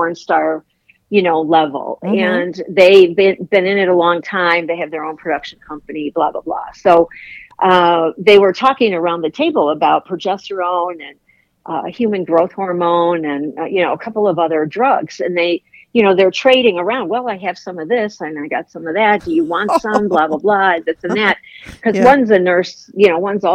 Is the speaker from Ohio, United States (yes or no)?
no; Chicago, Illinois, United States; also born or lived in Virginia; now in Florida, United States; I'm from Chicago. I live in Florida